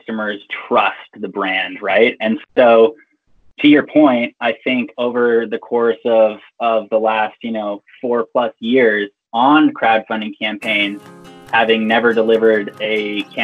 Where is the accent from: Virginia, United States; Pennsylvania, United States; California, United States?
California, United States; Big Bear Lake; moved away as an adult; now in Salt Lake City, United States; I grew up in Big Bear Lake, California, which had a ton of phenomenal recreation opportunities